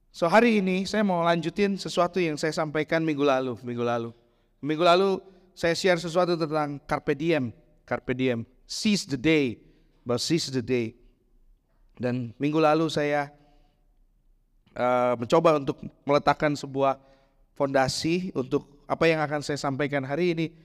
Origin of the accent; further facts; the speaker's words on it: Bandung, West Java, Indonesia; di tempat saya besar di Bandung kita bikin di Cibadak hari ini bikin ntar sore udah jadi.